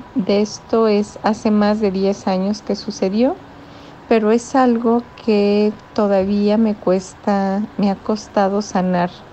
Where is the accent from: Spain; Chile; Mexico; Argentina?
Mexico; soy de México